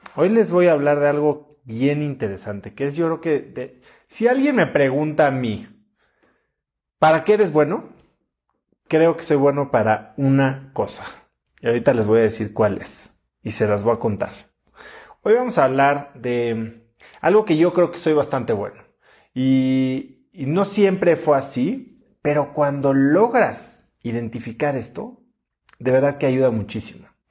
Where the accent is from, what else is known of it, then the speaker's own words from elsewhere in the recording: Mexico; los mexicanos somos muy buenos